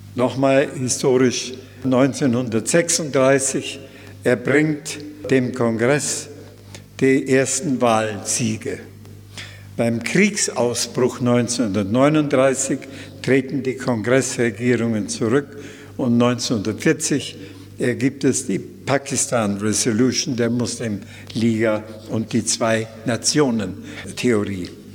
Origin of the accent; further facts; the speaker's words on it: Germany; moved away as an adult; also born or lived in India; als Deutscher